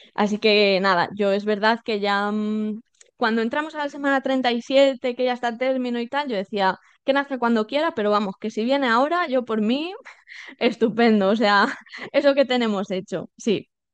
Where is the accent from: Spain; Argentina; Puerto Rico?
Spain; Salamanca, Castile and León; now in Madrid, Spain; yo vivo en Madrid, soy de Salamanca, pero vivo en, en Madrid.